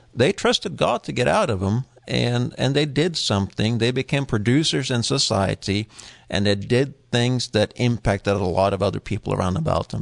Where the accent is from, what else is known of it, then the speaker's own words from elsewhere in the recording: Norway; moved away; I was born in Norway